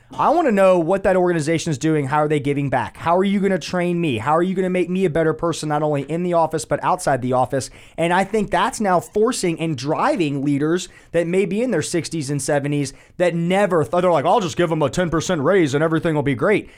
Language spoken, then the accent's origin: English; Winter Park, Florida, United States; I was born in Winter Park, Florida.